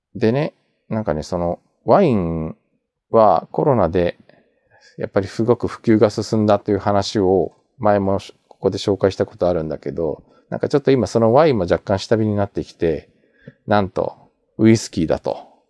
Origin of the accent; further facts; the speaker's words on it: Japan; also born or lived in South Korea; 日本生まれ去年の9月まで韓国住んでました日本人